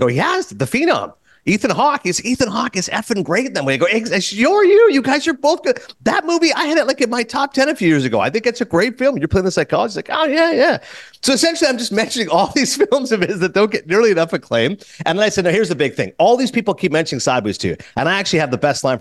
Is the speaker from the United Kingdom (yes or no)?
no; Kingston, Ontario, Canada; moved away; I grew up in Kingston.